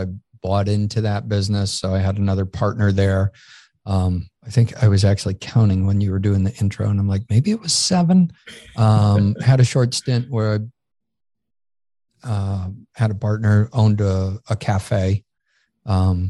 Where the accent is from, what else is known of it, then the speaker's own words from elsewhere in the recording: Syracuse, New York, United States; now in Peachtree City, United States; I grew up in Syracuse, New York.